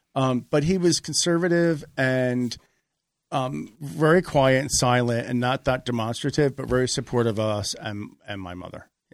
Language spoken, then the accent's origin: English; Margate, New Jersey, United States; also born or lived in Philadelphia, Pennsylvania; now in Los Angeles, United States; I was born outside Philadelphia, and I grew up in a small summer beach resort town, Margate, three miles south of Atlantic City.